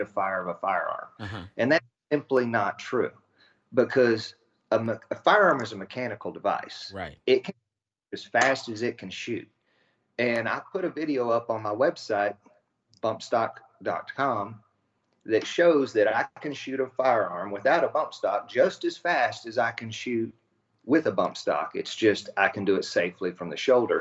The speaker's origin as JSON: {"language": "English", "town": "Abilene", "region": "Texas", "country": "United States", "tie": "born or raised there", "said": "I grew up in West Texas out by Abilene"}